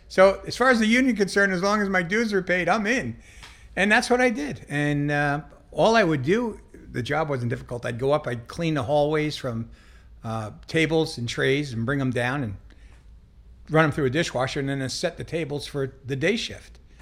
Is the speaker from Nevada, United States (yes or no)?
yes; Las Vegas, Nevada, United States; moved away; also born or lived in Long Island, New York; I grew up in Las Vegas. Grew up in Las Vegas